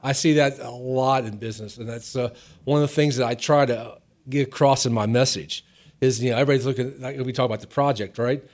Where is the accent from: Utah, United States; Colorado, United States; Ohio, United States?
Ohio, United States; outside of Cincinnati; moved away; also born or lived in Virginia; I grew up outside of Cincinnati, Ohio, a small town.